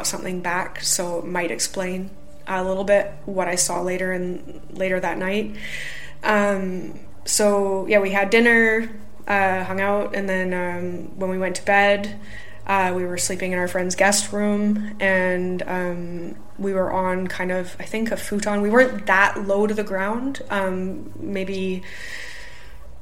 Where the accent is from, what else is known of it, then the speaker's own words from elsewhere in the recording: Canada; now in United Kingdom; I'm a Canadian